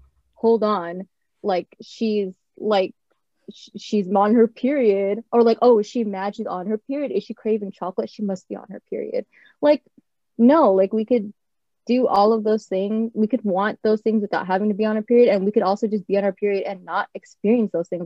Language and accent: English; California, United States; also born or lived in Japan; I was born in Japan, but I always grew up in California